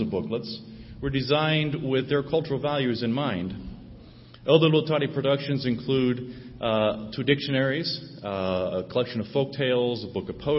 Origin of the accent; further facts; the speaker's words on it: St. Marys, Ohio, United States; moved away as an adult; also born or lived in North Carolina / West Asia; I grew up in St. Mary's